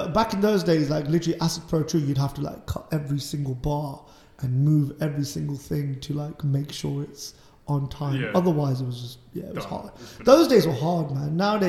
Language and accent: English; Leicester, East Midlands, United Kingdom; I'm from Leicester.